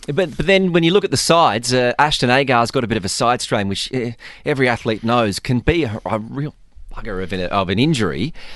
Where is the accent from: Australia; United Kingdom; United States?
Australia; now in Dubai, United Arab Emirates; growing up in Australia